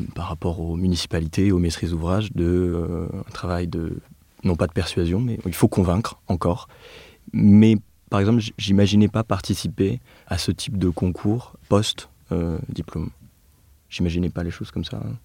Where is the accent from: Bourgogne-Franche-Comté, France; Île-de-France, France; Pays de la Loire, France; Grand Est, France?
Bourgogne-Franche-Comté, France; Nevers; moved away; also born or lived in Clermont-Ferrand; je suis né et j'ai grandi à Nevers, comme Félix. Donc c'est une ville de la Loire en Bourgogne